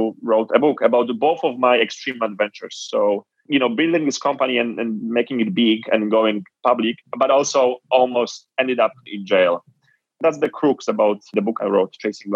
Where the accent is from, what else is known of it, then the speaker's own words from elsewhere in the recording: Poland; moved away; also born or lived in Nigeria; So born and raised in Poland, I was born in the late 80s